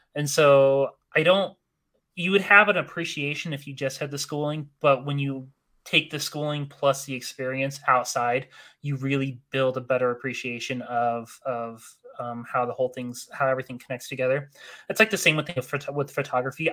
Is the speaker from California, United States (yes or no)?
no; Northern Utah, United States; also born or lived in Arizona; I grew up in Northern Utah. Uh, I initially came from Arizona as a kid